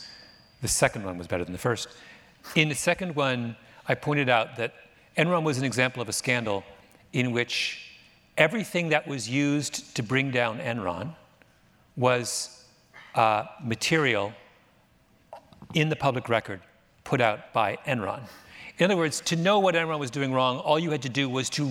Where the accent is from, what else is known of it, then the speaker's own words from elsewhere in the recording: Canada; moved away; I'm Canadian